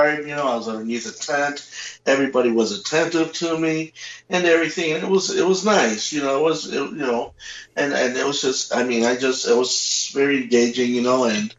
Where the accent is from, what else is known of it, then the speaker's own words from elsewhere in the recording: Chicago, Illinois, United States; growing up in Chicago, yeah, you know, the alleys